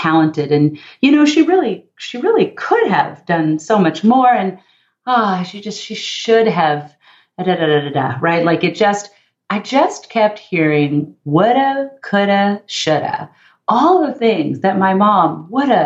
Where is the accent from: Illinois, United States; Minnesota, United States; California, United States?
California, United States; Los Angeles; I grew up in the San Fernando Valley, part of Los Angeles